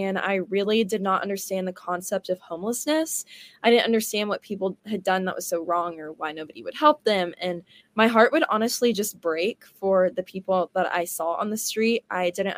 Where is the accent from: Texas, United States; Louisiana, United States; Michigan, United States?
Texas, United States; Houston; also born or lived in Cypress, Texas; now in Dallas, United States; I'm from Houston, so I kind of came from a big city and another big city, and I went to the same private Christian school my whole life in Cyprus called Cyprus Christian